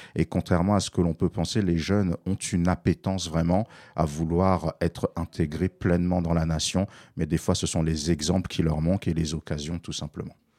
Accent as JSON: {"language": "French", "town": "Paris", "region": "Île-de-France", "country": "France", "tie": "born or raised there", "said": "j'ai grandi entre Barbès et Stalingrad dans les années 80 et 90"}